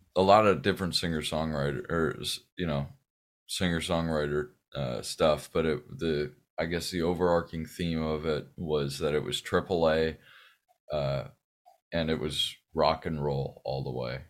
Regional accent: Pasadena, California, United States; born or raised there; also born or lived in Sierra Madre

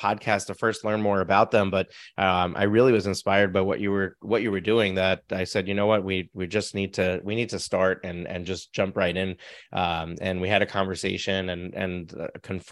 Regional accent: Suffern, New York, United States; I'm in Suffern, New York. So Rockland County

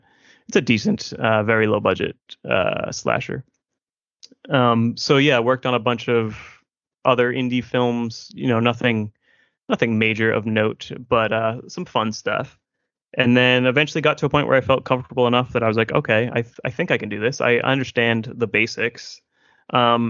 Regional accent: Massachusetts, United States; I'm from Massachusetts

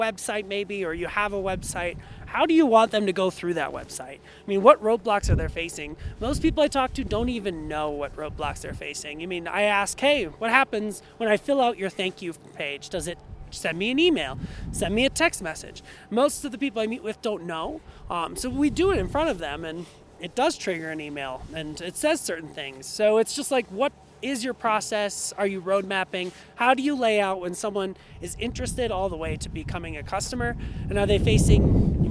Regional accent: Minnesota, United States; now in Denver, United States; I grew up in Minnesota

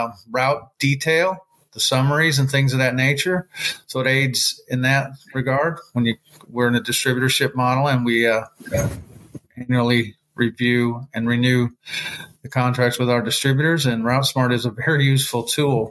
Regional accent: Gary, Indiana, United States; now in Atlanta, United States; I grew up in Gary, Indiana

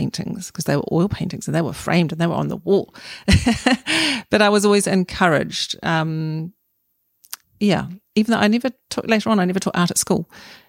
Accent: Auckland, New Zealand; I'm an Aucklander, so I was brought up in Meadowbank with my family, mum, dad, and four children.

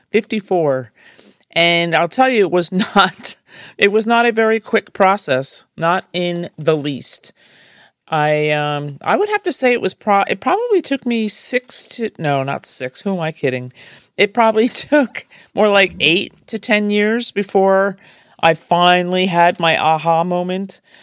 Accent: New Jersey, United States; I'm from Jersey

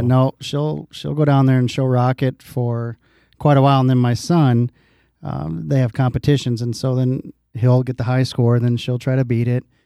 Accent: Dike, Iowa, United States; When I grew up in Dyke, we used to have a arcade.

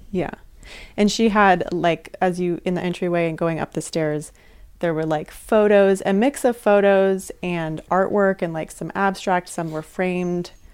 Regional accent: Sonoma, California, United States; I'm from Sonoma, which is right next door to Napa

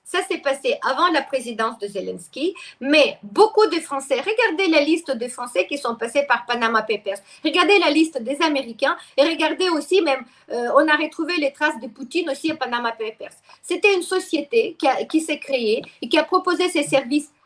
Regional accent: Ukraine; first language Russian; French is a second language; moved away as an adult; also born or lived in Lyon, France; now in France; j'étais ukrainienne, mais je parlais russe. Je suis russophone toujours, c'est ma langue maternelle

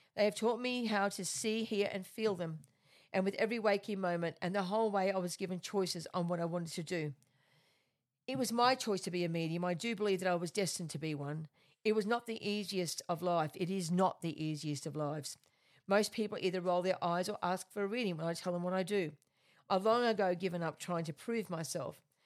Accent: Australia; I am an Australian medium

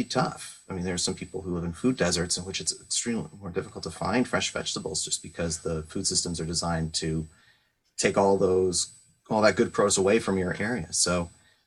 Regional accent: San Francisco Bay Area, California, United States; moved away; I grew up in the San Francisco Bay Area through the 90s

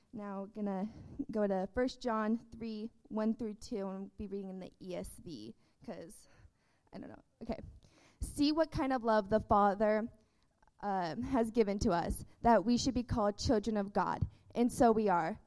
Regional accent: Texas, United States; I was born in Texas

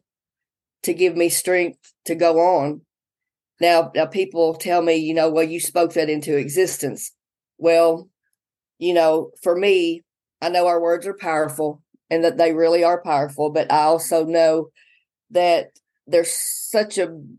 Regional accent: Sebree, Kentucky, United States; moved away as an adult; also born or lived in Madisonville, Kentucky; now in Manchester, United States; the attic where we grew up in Seabury

